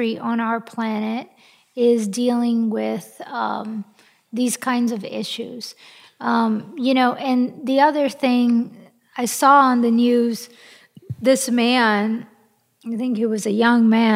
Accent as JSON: {"language": "English", "country": "Brazil", "tie": "born or raised there", "also_born_or_lived": "France", "moved": "yes", "lives_now": "United States", "said": "I was born in Brazil, and I am half French, and I am an American citizen"}